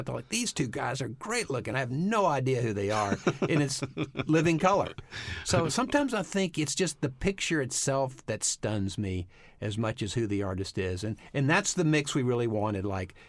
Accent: Texas, United States; because I grew up in Texas and there were no African Americans in our school. They rode the back of the bus.

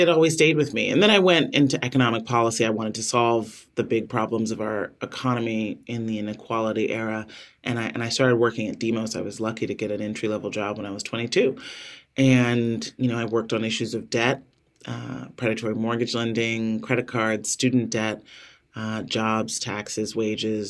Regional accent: Chicago, Illinois, United States; I was born on the South Side of Chicago.

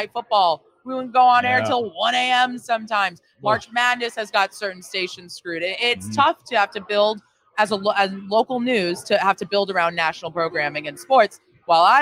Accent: Boston, Massachusetts, United States; also born or lived in Wisconsin; now in Buffalo, United States; growing up in Boston

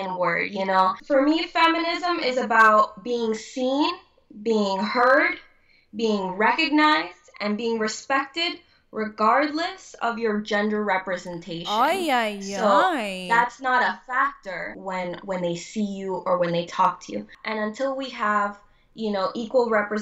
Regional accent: Hialeah, Florida, United States; I was born actually in Hialeah, true Miami born, Palmetto Regional

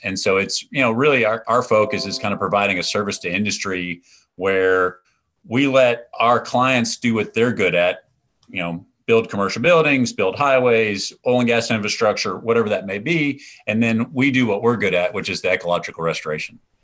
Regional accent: East Texas, United States; growing up in East Texas

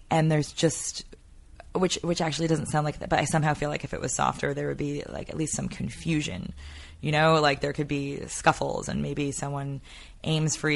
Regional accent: White Plains, New York, United States; In White Plains. Okay. Just north of New York

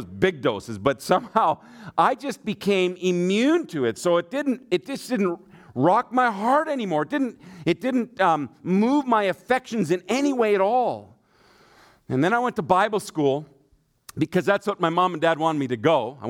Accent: Germany; My dad is an evangelist, and so I grew up in Germany. My mom and dad were missionaries there

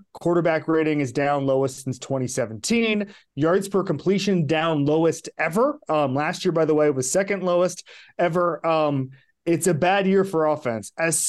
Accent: Florida, United States; I'm from Florida.

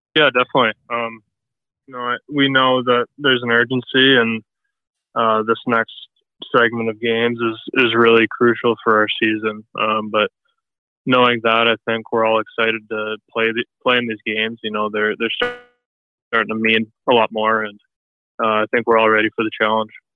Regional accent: near Detroit, Michigan, United States; I grew up uh, near Detroit, so uh, I was pretty south in Michigan

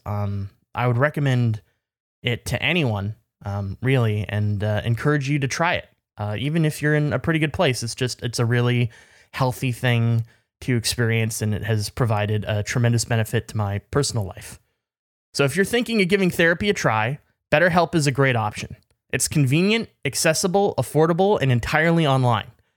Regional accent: British Columbia, Canada; I'm from B C, which is British Columbia

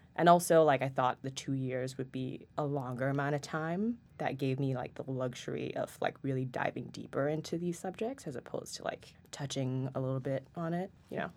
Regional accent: Singapore; moved away as an adult; also born or lived in Paris; now in New York, United States; I'm originally from Singapore, and I've lived there my entire life, except for six months in Paris, and then I moved here to New York for Stern in August of twenty twenty

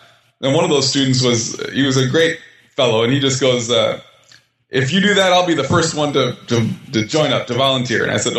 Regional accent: Minnesota, United States; I grew up in Minnesota.

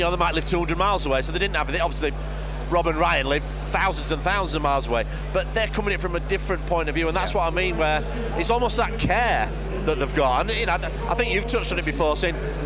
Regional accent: Keighley, Yorkshire and the Humber, United Kingdom; moved away as an adult; my hometown's Keighley

